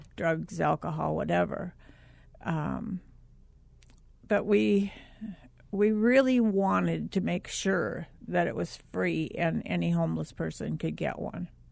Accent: Minnesota, United States; I grew up in Minnesota

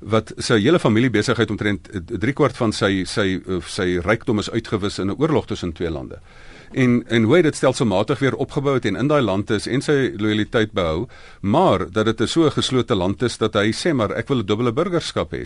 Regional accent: South Africa; ek is nou hierdie Suid-Afrikaner

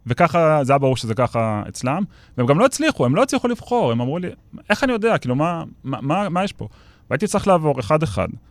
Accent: Ramat Gan, Tel Aviv District, Israel; אני גדלתי בספרייה העירונית ברמת גן, ביליתי שם את מיטב שנותיי כילד וגם כנער

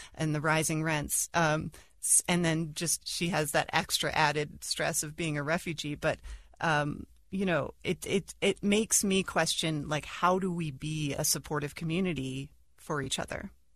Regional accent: United States; I, as an American

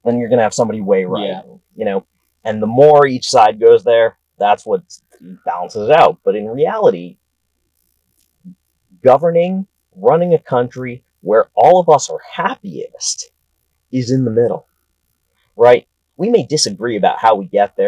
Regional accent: outside Boston, Massachusetts, United States; now in Washington, D.C., United States; I grew up outside Boston, you know, born in the town where the Revolutionary War actually started

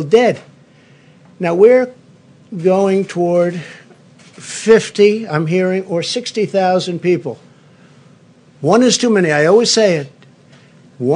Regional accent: New York City, New York, United States; growing up in Queens

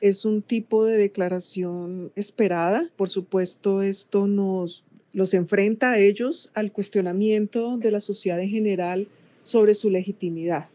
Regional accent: Colombia; como colombianos

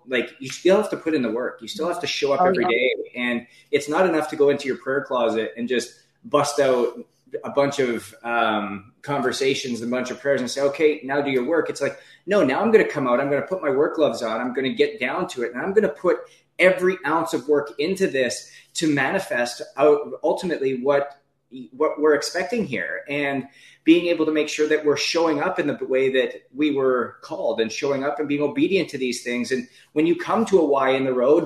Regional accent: Northwest Canada, Canada; moved away as an adult; also born or lived in Ohio, United States / Naples, Florida, United States / Anaheim, California, United States; I'm a kid from Northwest Canada

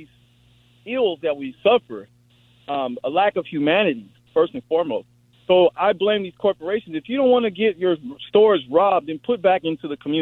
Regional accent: California, United States; I'm from California

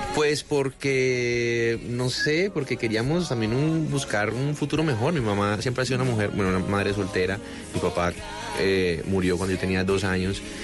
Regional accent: Cartago, Valle del Cauca, Colombia; also born or lived in Cali; Yo soy de Cartago, Pero, pero bueno, pasé mi infancia en Cartago y hice todo mi bachillerato en Cali

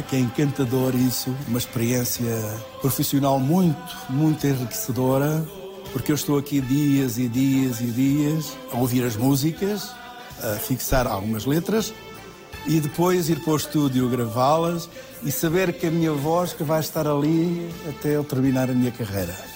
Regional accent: Mourão, Alentejo, Portugal; moved away; Deus quis que eu tivesse nascido em Mourão, numa casa muito pequenina

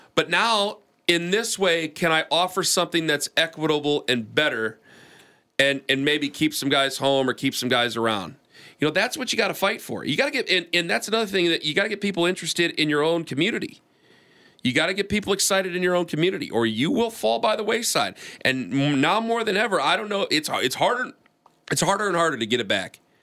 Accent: Ohio, United States; we're from Ohio

